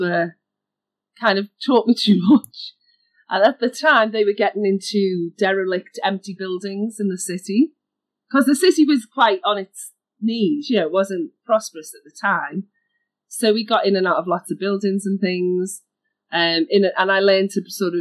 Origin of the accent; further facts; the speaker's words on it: Liverpool, North West England, United Kingdom; I grew up in a city in the UK called Liverpool, which is northwest. You can hear my accent.